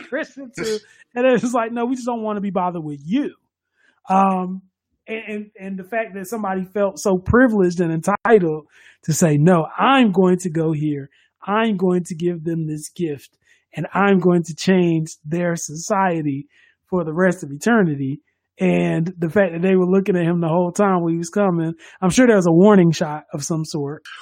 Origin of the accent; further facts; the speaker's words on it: United States; we're from America